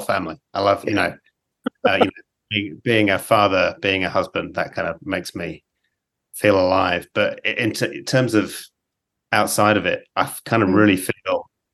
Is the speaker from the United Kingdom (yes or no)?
yes; England, United Kingdom; now in Australia; I grew up in England